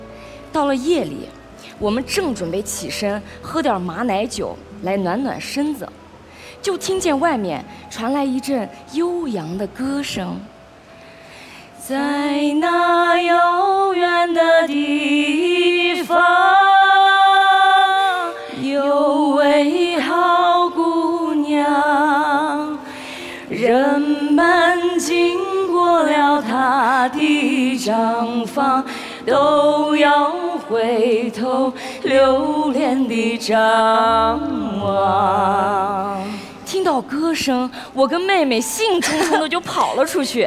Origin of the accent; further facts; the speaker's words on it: Xinjiang, China; born there; 新疆的美是无与伦比的，那里的人们热情、真诚，他们会说话就会唱歌，会走路就会跳舞。而我们就是出生在这样一个美丽的地方